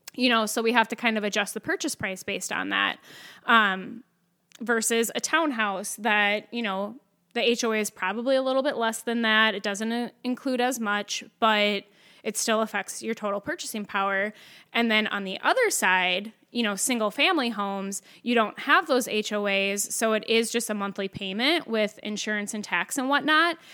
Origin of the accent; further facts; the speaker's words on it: Winthrop, Minnesota, United States; also born or lived in Tracy, Minnesota; I grew up mainly in a small town in Minnesota called Winthrop